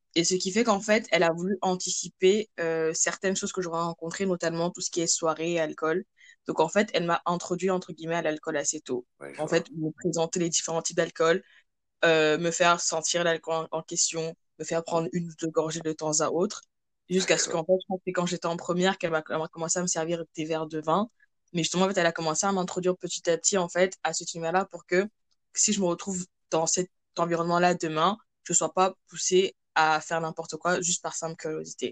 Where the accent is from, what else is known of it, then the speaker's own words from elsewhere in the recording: France; moved away as an adult; also born or lived in Cameroon; now in Canada; je suis camerounaise d'origine, je vis en France euh, depuis toute petite et actuellement je suis au Canada